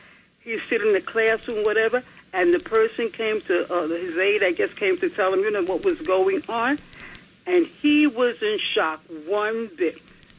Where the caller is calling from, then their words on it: New Jersey, United States; I'm calling from Jersey.